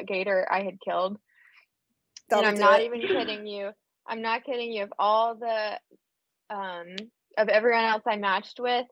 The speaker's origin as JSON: {"language": "English", "region": "Florida", "country": "United States", "also_born_or_lived": "Nashville, Tennessee", "moved": "as an adult", "lives_now": "West Tennessee, United States", "said": "I'm originally from Florida, from the swamp"}